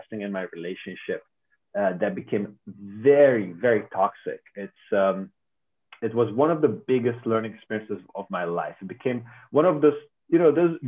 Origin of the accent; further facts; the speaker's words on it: Hungary; I'm from Hungary